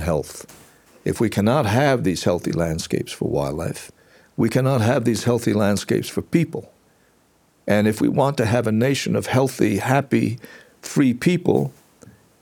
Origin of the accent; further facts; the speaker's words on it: Newfoundland and Labrador, Canada; I come from Newfoundland